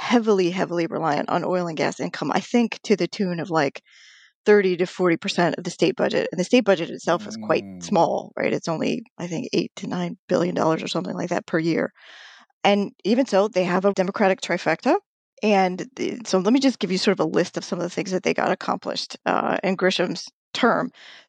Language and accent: English; New Mexico, United States; I was born in New Mexico, so great love for the land of enchantment.